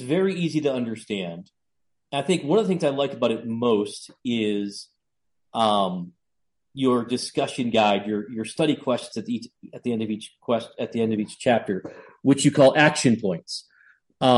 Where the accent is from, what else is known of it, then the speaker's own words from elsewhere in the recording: New England, United States; I'm from New England